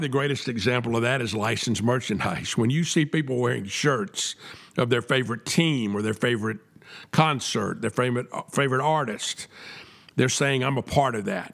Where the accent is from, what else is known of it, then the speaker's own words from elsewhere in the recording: the South, United States; I'm a Southerner, and we say Southerners are a little bit different than other people